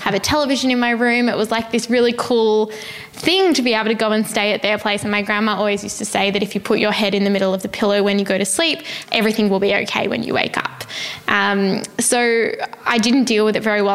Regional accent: Melbourne, Victoria, Australia; I grew up in Melbourne in Australia

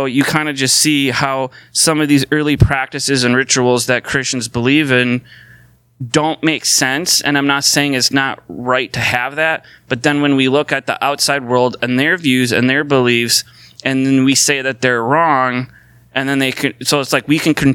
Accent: St. Paul, Minnesota, United States; I was born in St. Paul. So that makes me a Minnesotan, because I was born here in Minnesota and I live here.

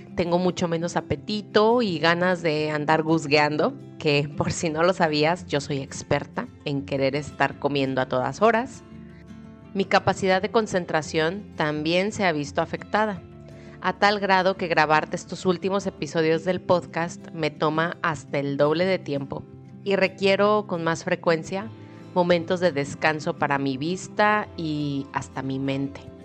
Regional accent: Guadalajara, Jalisco, Mexico; moved away; en Guadalajara, México, de donde soy originaria

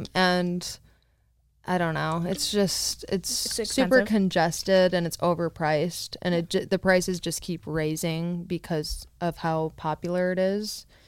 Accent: Michigan, United States; moved away; I was raised in Michigan. That's where I'm from.

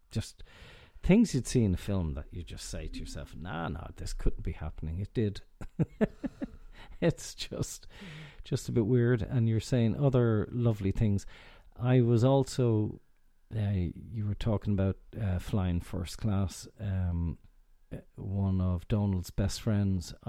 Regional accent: Ireland; So we being Irish and you're abroad

